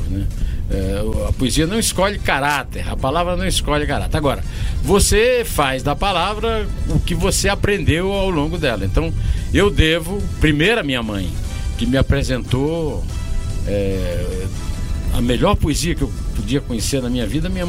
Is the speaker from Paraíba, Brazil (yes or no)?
yes; São João do Rio do Peixe, Paraíba, Brazil; also born or lived in Uiraúna; Distrito do município, então chamado Antenona Navarro, hoje São João do Rio do Peixe. Eu sou um sertanejo do Rio do Peixe, um rio sem água e, portanto, também sem peixe. Então, minha vida já foi um desafio com a palavra aí, no lugar onde eu nasci.